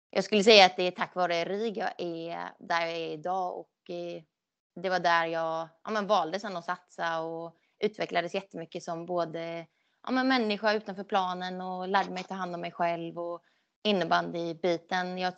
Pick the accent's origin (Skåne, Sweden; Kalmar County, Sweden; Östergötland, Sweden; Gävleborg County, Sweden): Skåne, Sweden; moved away; jag flyttade ju ändå från Skåne 2010 så att det var ju länge sedan jag bodde där så jag känner ingen koppling mer så än till familjen egentligen